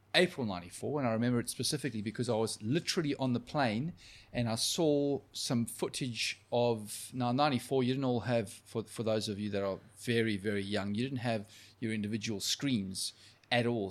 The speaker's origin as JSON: {"language": "English", "country": "South Africa", "moved": "yes", "said": "I was from South Africa"}